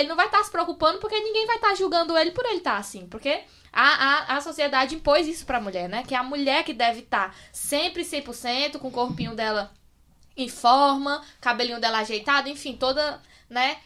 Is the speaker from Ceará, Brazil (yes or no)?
yes; Amontada, Ceará, Brazil; now in Fortaleza, Brazil; eu sou de Amontada, né? Aí tô, eu moro agora em Fortaleza, mas lá em Amontada era quase que uma fazenda a minha casa